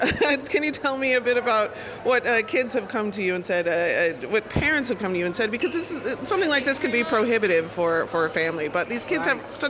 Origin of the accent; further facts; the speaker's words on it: Chicago, Illinois, United States; I'm from Chicago myself. I went to high school here.